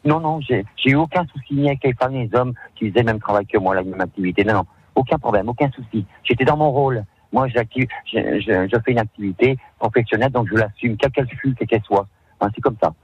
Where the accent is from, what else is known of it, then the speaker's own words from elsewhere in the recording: Lyon, Auvergne-Rhône-Alpes, France; quand j'étais jeune à Perrache, mon papa voulait pas que je reste en rien faire